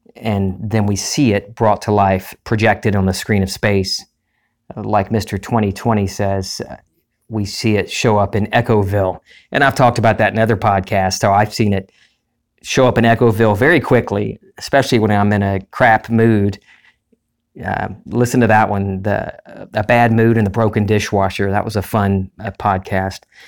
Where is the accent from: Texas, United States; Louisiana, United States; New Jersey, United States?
Louisiana, United States; Lake Charles; my hometown, into Lake Charles